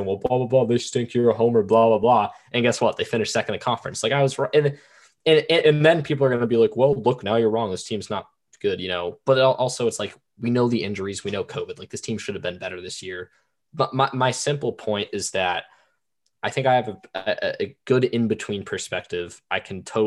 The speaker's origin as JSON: {"language": "English", "town": "Boston", "region": "Massachusetts", "country": "United States", "moved": "as an adult", "lives_now": "Richmond, United States", "said": "I was a high school student. I'm from Boston"}